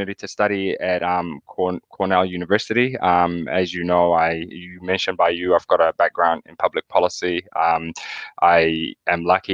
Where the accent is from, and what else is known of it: New Zealand; born or raised there; also born or lived in Somalia / Kenya